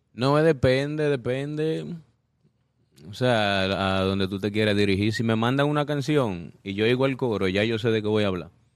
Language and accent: Spanish; Dominican Republic; también vengo de República Dominicana